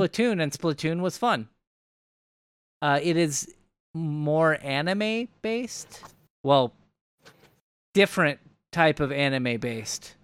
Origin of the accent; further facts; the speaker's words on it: United States; we are all American